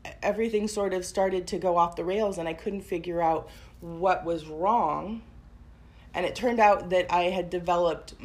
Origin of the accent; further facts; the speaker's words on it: Portland, Oregon, United States; also born or lived in Tigard; I grew up in Portland, but then I moved to the suburbs.